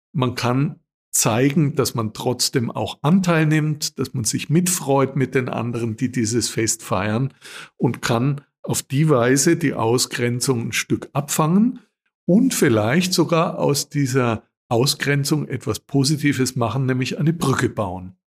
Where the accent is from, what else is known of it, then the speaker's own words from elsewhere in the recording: Austria; bei uns in Österreich